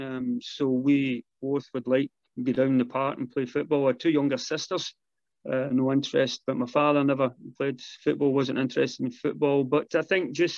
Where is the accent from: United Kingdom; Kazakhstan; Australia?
United Kingdom; Glasgow, Scotland; moved away as an adult; also born or lived in Springburn, Glasgow / Chelsea; we moved out to a wee village called Broomhouse, and that was where I stayed for 20-odd years until I left to get out to Chelsea